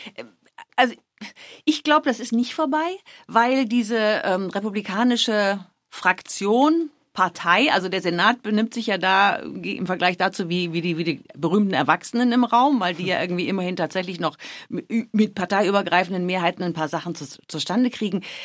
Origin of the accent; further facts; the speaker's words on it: Germany; now in Washington, United States; als Deutsche